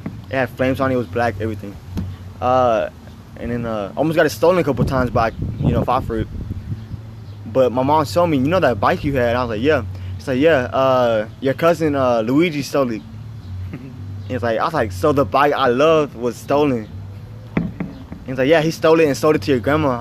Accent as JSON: {"language": "English", "town": "Dallas", "region": "Texas", "country": "United States", "said": "my Christmas in Oak Cliff? So we grew up not believing in Santa Claus"}